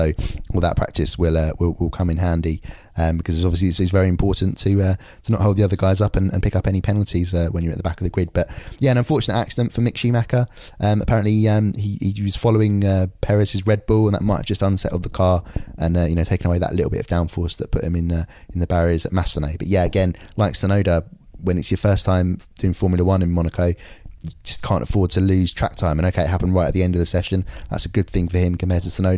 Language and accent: English; London, United Kingdom; I grew up in East London